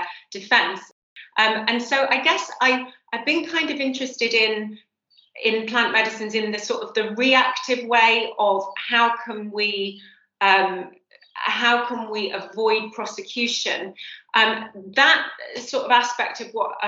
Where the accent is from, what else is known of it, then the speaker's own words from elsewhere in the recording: Cheshire, just outside Manchester, North West England, United Kingdom; I grew up just outside Manchester in Cheshire